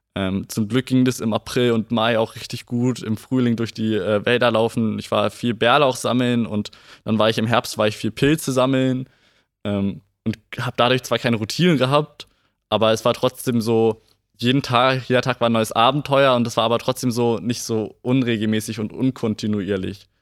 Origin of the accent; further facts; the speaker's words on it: Gifhorn, Lower Saxony, Germany; Ja, ich bin Gifhorner. Ich bin vor 17 Jahren in Gifhorn geboren und ähm, wohne auch schon immer in Gifhorn